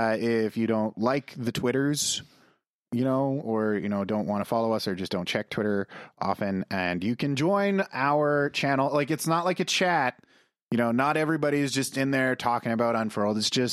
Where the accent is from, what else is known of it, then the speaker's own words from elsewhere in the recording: Calgary, Alberta, Canada; Because we're from Calgary and needs a cowboy hat.